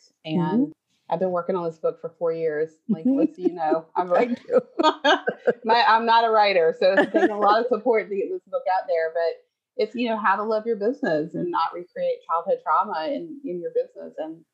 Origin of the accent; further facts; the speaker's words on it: the South, United States; I grew up in the South on the coast